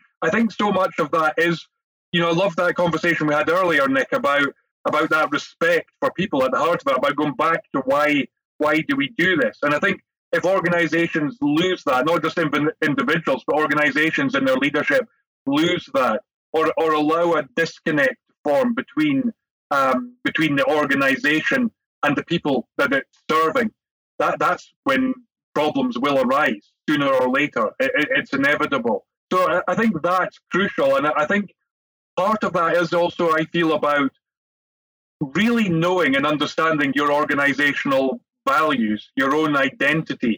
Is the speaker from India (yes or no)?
no; Scotland, United Kingdom; Jerry being Scottish and me too